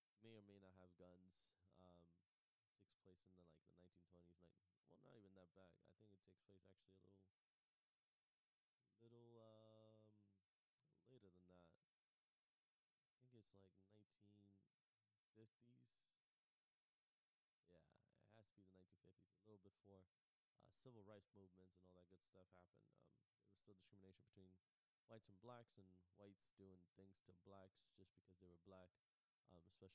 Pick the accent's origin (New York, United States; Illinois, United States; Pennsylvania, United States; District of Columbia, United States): New York, United States; moved away; I'm from New York